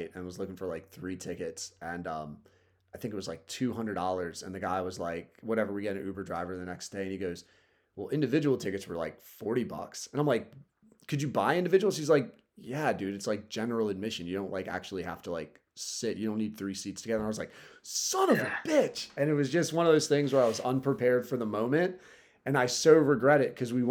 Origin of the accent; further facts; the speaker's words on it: Delaware, United States; I'm East Coast from Delaware, so 2 hours south of Philly